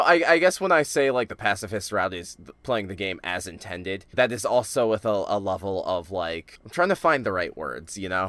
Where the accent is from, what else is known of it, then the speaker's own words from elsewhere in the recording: United States; I am an American living in the twenty tens